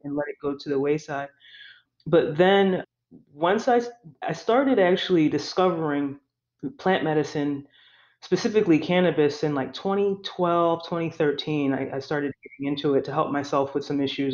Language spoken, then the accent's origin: English; Philadelphia, Pennsylvania, United States; I grew up in Philadelphia most of my life in South Philadelphia